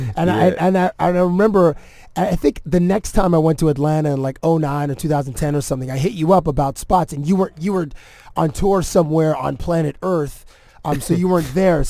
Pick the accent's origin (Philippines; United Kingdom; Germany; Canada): Canada; which is a weird thing being Canadian